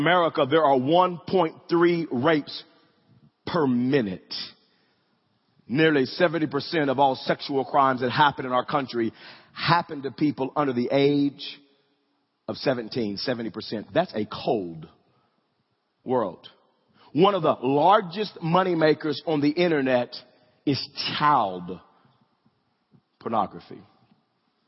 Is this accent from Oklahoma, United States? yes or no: yes; Wewoka, Oklahoma, United States; growing up in Wewoka, I would ride my bike to middle school